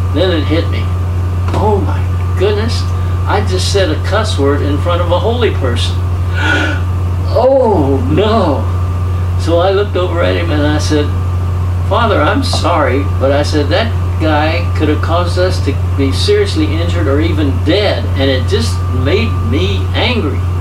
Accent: Kentucky, United States; being from Kentucky

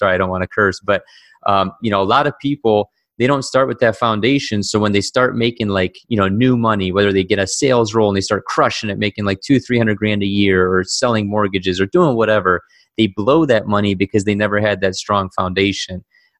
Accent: Cleveland, Ohio, United States; raised in Cleveland, Ohio

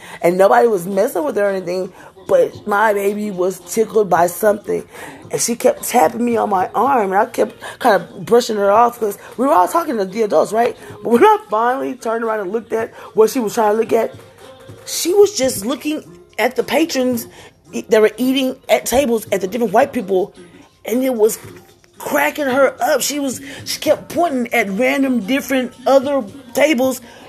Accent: Houston, Texas, United States; also born or lived in Acres Homes, Houston; now in Spring, United States; I'm from Greens Point, and my two oldest kids from Greens Point. That's what we claim as our hood

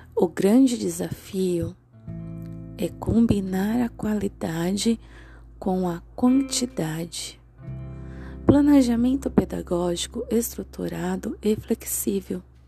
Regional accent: Santo André, São Paulo, Brazil; sou da cidade de Santo André

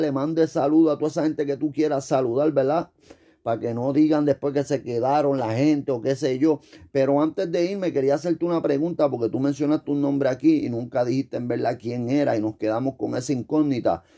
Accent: Puerto Rico; nosotros decimos eso está cabrón

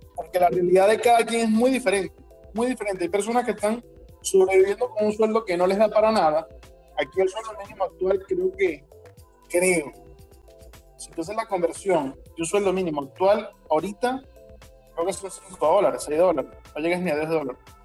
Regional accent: Venezuela; yo soy venezolano

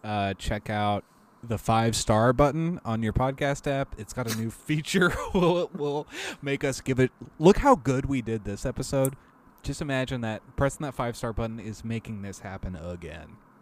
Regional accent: Maryland, United States; I grew up in Maryland

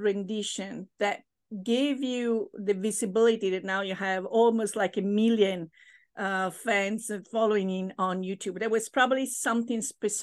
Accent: Rome, Lazio, Italy; now in Pittsburgh, United States; I'm from Rome and I was recently back home

